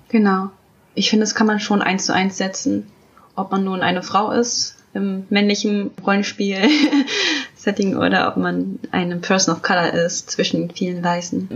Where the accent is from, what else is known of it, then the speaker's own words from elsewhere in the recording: Germany; Ich bin ja in Deutschland geboren